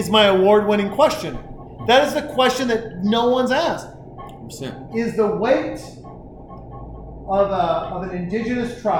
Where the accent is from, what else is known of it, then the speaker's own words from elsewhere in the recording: Montana, United States; from Montana. I became a Niners fan because of Joe Montana